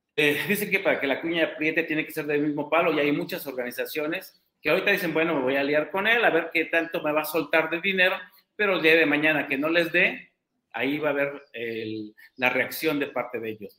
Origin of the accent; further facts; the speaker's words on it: Oaxaca, Mexico; Como oaxaqueño